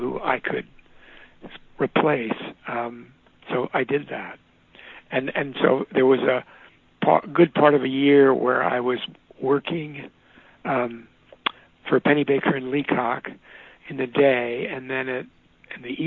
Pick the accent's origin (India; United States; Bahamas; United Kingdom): United States; Louisville, Kentucky; as a kid growing up in Louisville, Kentucky